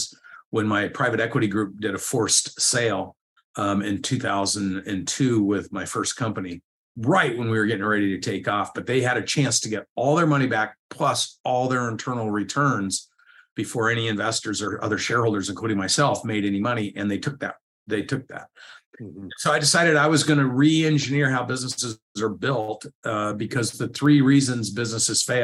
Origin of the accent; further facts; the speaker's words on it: Corvallis, Oregon, United States; moved away as an adult; also born or lived in Atlanta, Georgia; I moved from Corvallis, Oregon to Atlanta, Georgia